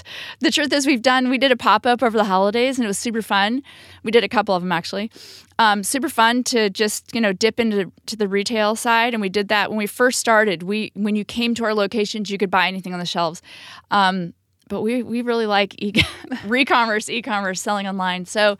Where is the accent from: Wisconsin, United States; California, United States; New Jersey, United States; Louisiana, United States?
California, United States; now in New York City, United States; we're like from California and everything is so easy and close.